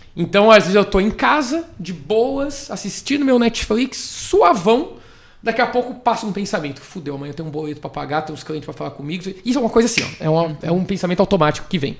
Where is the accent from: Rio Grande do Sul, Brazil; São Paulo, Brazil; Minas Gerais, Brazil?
São Paulo, Brazil; Bragança Paulista; moved away; also born or lived in Fortaleza; Sou, sou de, de Bragança Paulista, moro em Fortaleza